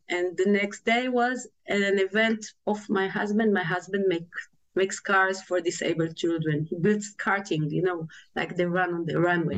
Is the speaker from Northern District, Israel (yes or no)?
no; Tel Aviv, Tel Aviv District, Israel; I was born in Tel Aviv and raised in a big family, a traditional Jewish family